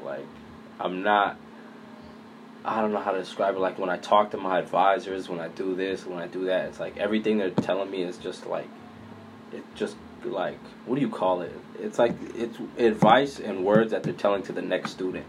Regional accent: Boston, Massachusetts, United States; I grew up in Boston, uh, Mattapan

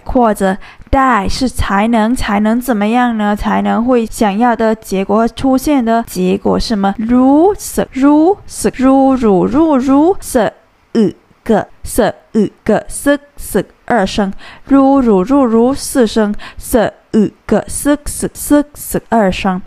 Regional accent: Thailand; 我们泰国人是 Kin啊

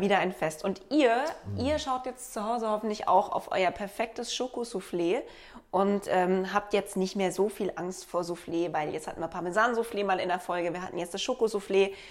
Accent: Black Forest, Baden-Württemberg, Germany; ich komme aus dem Schwarzwald

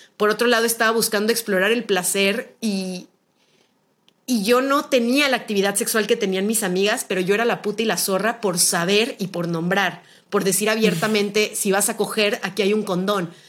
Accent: Guadalajara, Jalisco, Mexico; soy originaria de Guadalajara, Jalisco

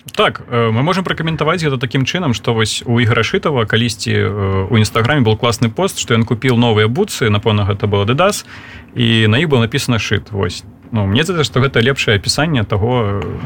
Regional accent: Belarus; мы беларусы

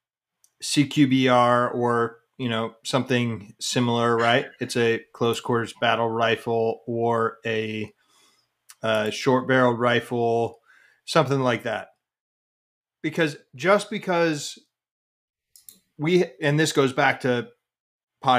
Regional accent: Colorado, United States; I'm from Colorado

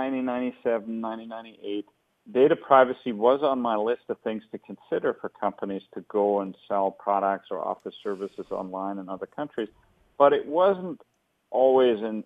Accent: Hesse, Germany; moved away as an adult; also born or lived in Bavaria / Berlin; now in San Francisco, United States; I was born in the German state of Hessen

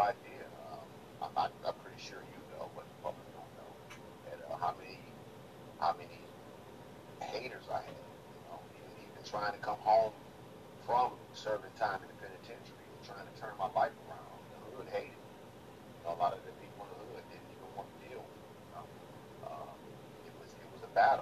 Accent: United States; growing up in the South Side, on the South Side.

